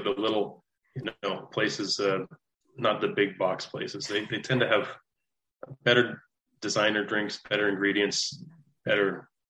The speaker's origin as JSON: {"language": "English", "town": "St. Thomas", "region": "Ontario", "country": "Canada", "said": "I'm from St. Thomas, Canada."}